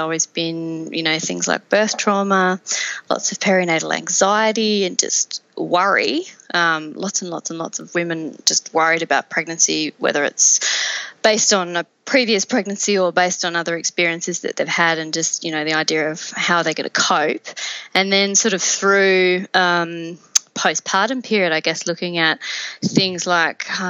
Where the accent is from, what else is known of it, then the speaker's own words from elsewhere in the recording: Tasmania, Australia; moved away as an adult; now in St Kilda, Australia; I'm from Tasmania originally, so I grew up there and I went to uni there.